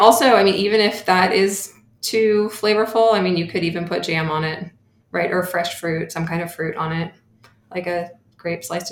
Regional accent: Bay Area, California, United States; I grew up in the Bay Area

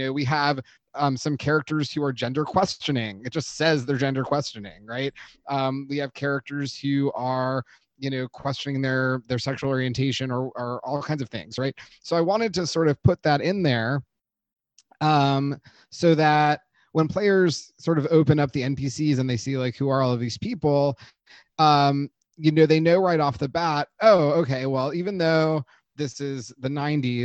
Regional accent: Los Angeles, California, United States; my own teen experience in the 90s growing up in Los Angeles

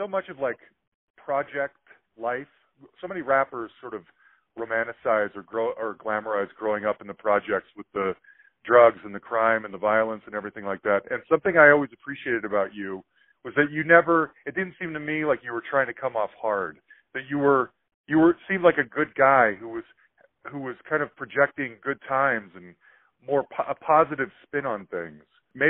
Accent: Salt Lake City, Utah, United States; I was a suburban white kid growing up in Salt Lake City, Utah in 1987.

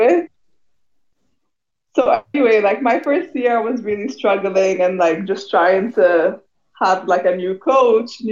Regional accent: Cairo, Egypt; moved away as an adult; also born or lived in California; I came from Egypt

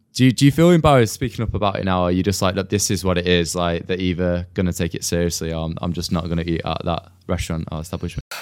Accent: Manchester, North West England, United Kingdom; moved away as an adult; also born or lived in Huddersfield; now in London, United Kingdom; I'm originally from Manchester, you see, and I kind of moved straight to London

